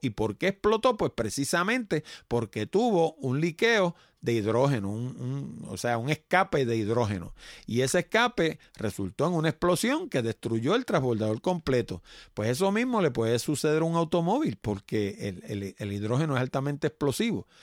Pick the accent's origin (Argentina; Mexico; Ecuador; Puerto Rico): Puerto Rico; somos nosotros puertorriqueños